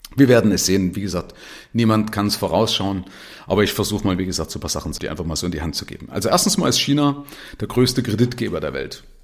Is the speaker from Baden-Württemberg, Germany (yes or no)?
no; Zwickau, Saxony, Germany; now in Nuremberg, Germany; von meiner Stadt Zwickau, da bin ich aufgewachsen